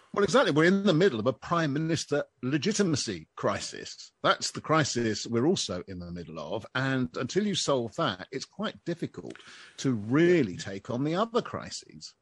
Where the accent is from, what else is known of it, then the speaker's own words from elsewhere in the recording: United Kingdom; I'm a Brit